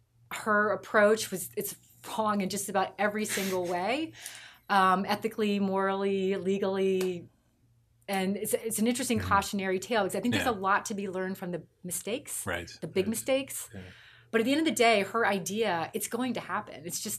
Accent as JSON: {"language": "English", "town": "New Franklin", "region": "Pennsylvania", "country": "United States", "tie": "born or raised there", "said": "I grew up in a village called New Franklin in Pennsylvania. Mm-hmm. It's outside of Chambersburg, Pennsylvania, which is outside of Gettysburg."}